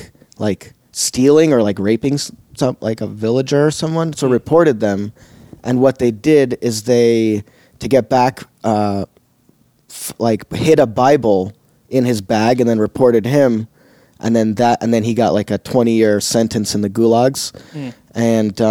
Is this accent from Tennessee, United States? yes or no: no; Chicago, Illinois, United States; Chicago where I was born, grew up in Chicago, always spoke Russian at home